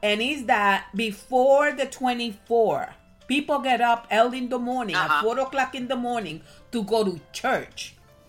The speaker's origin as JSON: {"language": "English", "country": "Puerto Rico", "tie": "born or raised there", "moved": "as an adult", "said": "I was born and I was raised in Puerto Rico until I was 18 years old"}